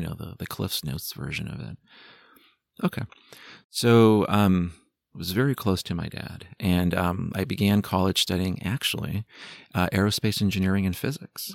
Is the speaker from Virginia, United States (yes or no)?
no; San Jose, California, United States; I'm from San Jose, California